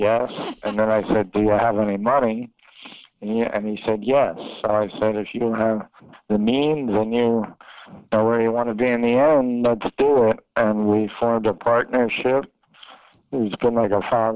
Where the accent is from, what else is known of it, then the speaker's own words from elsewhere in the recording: Philadelphia, Pennsylvania, United States; moved away as an adult; also born or lived in New York City / Miami; I'm from Philadelphia